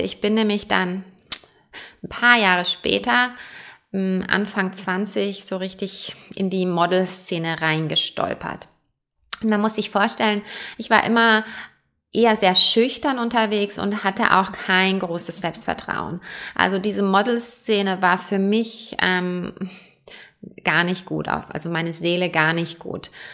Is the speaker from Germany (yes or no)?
yes; Germany; also born or lived in Perth, Australia; now in Switzerland; Ich bin ursprünglich in Deutschland geboren, deswegen auch kein Schweizer Akzent